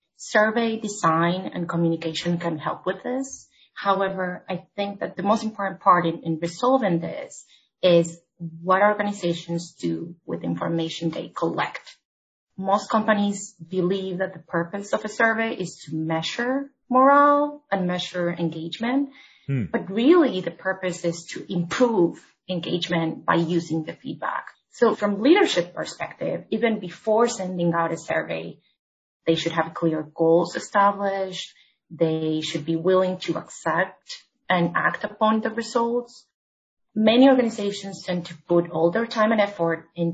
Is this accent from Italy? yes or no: no; Argentina; moved away as an adult; now in New York City, United States; I'm originally from Argentina, where I started my career in HR.